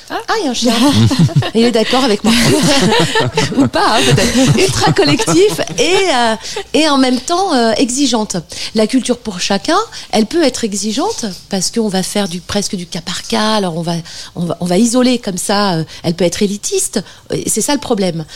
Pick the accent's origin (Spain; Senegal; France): France; Bordeaux, Nouvelle-Aquitaine; Bordeaux, là d'où je viens, enfin la région bordelaise